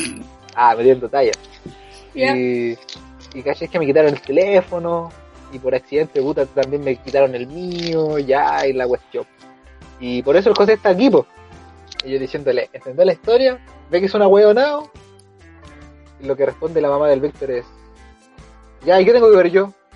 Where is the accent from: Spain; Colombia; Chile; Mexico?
Chile; aquí los chilenos éramos bien re, buenos para el hueveo